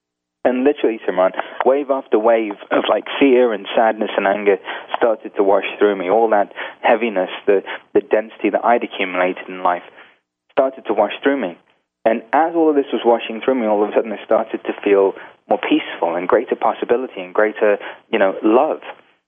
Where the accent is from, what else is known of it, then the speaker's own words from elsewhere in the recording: India; Now, being Indian also, on the weekends, you go see gurus and you watch Bollywood movies.